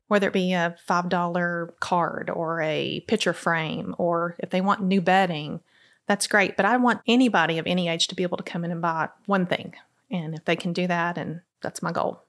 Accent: Crossville, Tennessee, United States; now in Cookeville, United States; I'm actually from Crossville

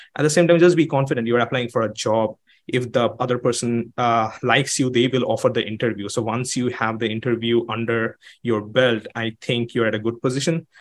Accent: Kolkata, West Bengal, India; moved away as an adult; now in United States; I am from Calcutta. Not a lot of people come to the United States from Calcutta

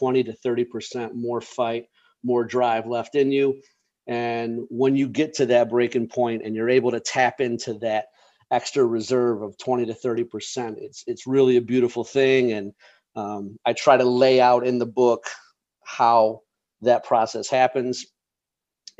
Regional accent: Chicago, Illinois, United States; I grew up just outside of Chicago in the suburbs

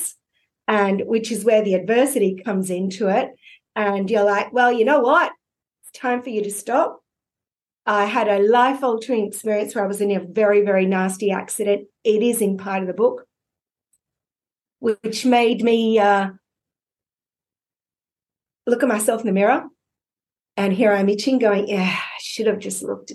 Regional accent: Australia; I'm an Aussie

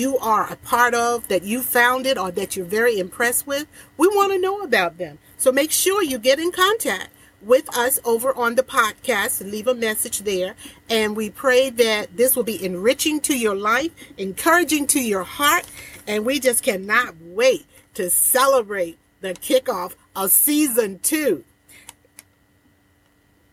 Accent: Portsmouth, Virginia, United States; my hometown, Portsmouth, Virginia, a city that I was brought up in and raised

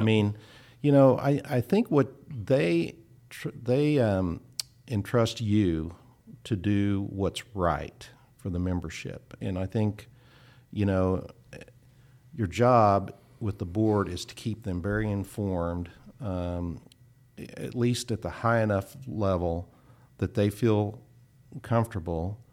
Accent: Kansas, United States; moved away as an adult; also born or lived in Oklahoma; I grew up in Kansas, went to Kansas State

